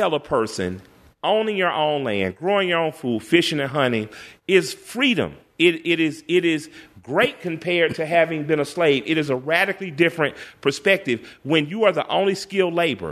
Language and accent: English; the South, United States; also born or lived in Tuskegee, Alabama; I'm a Southerner.